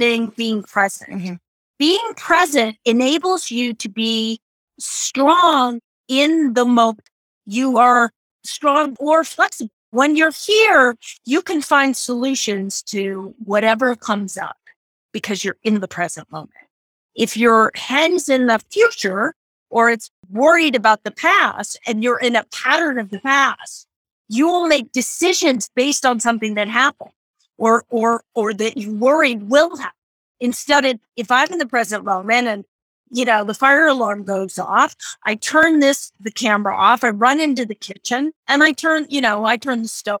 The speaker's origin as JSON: {"language": "English", "region": "Idaho", "country": "United States", "tie": "born or raised there", "moved": "yes", "said": "I often tell my kind of story about growing up in Idaho"}